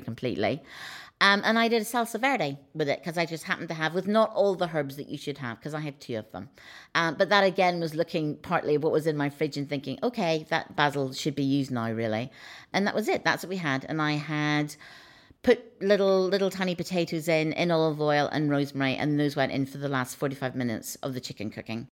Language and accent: English; Northern Ireland, United Kingdom; moved away; growing up in Northern Ireland